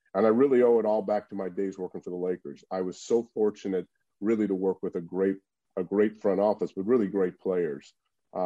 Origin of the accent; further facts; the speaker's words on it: Los Angeles, California, United States; also born or lived in New York; I grew up, went to high school here in Los Angeles